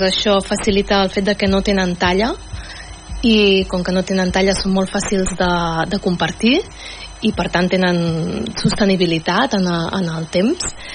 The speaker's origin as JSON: {"language": "Catalan", "town": "Mataró", "region": "Catalonia", "country": "Spain", "said": "jo sóc de Mataró"}